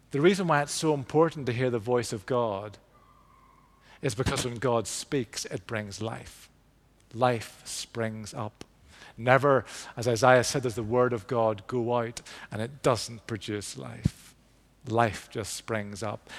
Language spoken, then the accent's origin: English; Belfast, Northern Ireland, United Kingdom; I grew up in Belfast, East Belfast